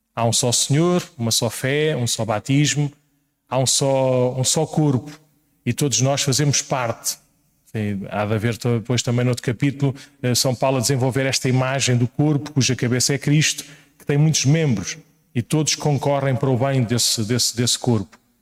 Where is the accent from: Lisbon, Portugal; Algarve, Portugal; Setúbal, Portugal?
Lisbon, Portugal; Paço de Arcos; quando voltei à minha terra natal, parece que é assim uma coisa muito longínqua, era Passo de Arcos, é ali ao lado